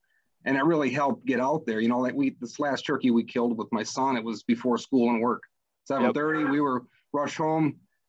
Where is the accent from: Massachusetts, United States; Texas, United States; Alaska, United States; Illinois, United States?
Illinois, United States; Northern; probably 15 minutes from Dave, Northern Illinois.